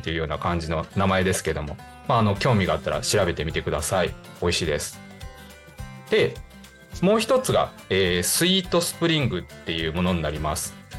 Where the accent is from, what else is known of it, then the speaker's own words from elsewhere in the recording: Higashikagawa, Kagawa, Japan; 地元香川県東香川市を深く愛する男